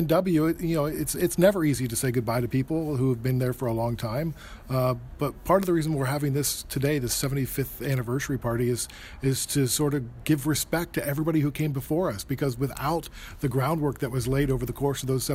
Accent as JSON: {"language": "English", "country": "United States", "moved": "yes", "lives_now": "Canada", "said": "I'm from the States, but I live in Canada."}